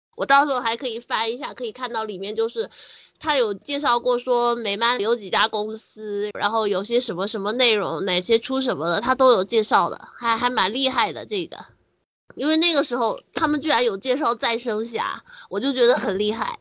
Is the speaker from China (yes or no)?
yes; China; 我们大陆人